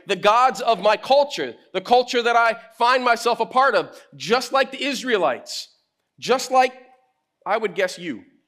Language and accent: English; United States; I'm American too